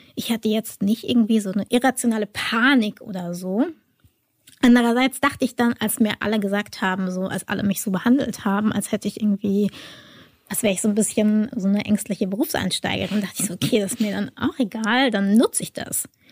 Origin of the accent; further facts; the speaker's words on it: Germany; als Deutsche